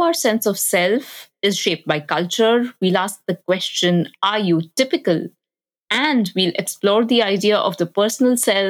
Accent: West Bengal, India; first language Bengali; English is a second language; I grew up in India

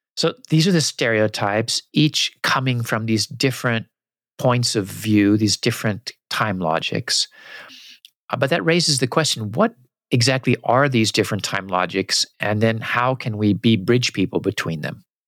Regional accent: United States; also born or lived in Japan; what I grew up with in the US

